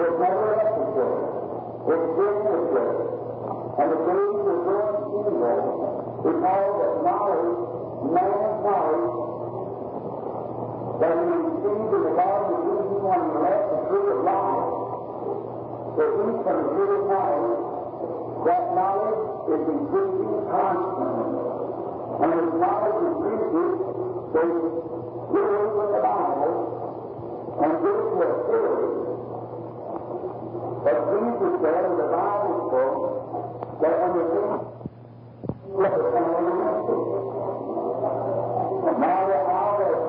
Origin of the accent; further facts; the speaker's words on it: Kentucky, United States; I was born in Kentucky.